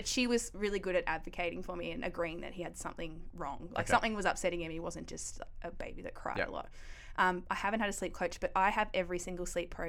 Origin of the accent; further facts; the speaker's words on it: Ballarat, Victoria, Australia; Yep, Ballarat. Yeah, I was raised by two really young parents.